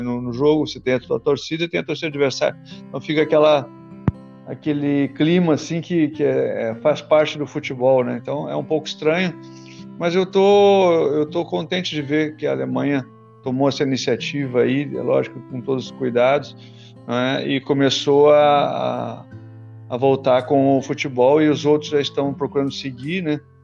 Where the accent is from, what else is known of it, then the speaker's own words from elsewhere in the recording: Porto Alegre, Rio Grande do Sul, Brazil; now in Rio de Janeiro, Brazil; Eu, eu sou de origem de Porto Alegre, né, eu sou gaúcho, eu moro no Rio